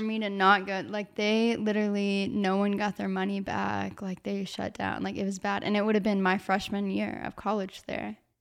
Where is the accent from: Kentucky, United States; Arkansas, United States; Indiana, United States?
Arkansas, United States; moved away as an adult; now in Georgia, United States; I just decided to stay in my hometown. I was like, okay, I'll do, like, two years at Arkansas Tech